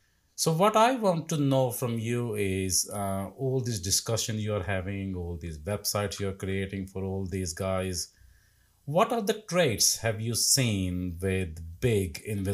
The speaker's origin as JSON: {"language": "English", "country": "India", "moved": "as an adult", "said": "20 years ago, when I came from India, when I worked as a dental nurse, worked in a factory, I had absolutely nothing."}